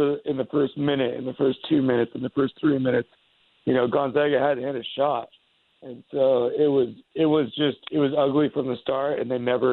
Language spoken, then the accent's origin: English; Pacific Northwest, United States; growing up in the Pacific Northwest, I've seen it since they were a Cinderella team in 2000 and 2001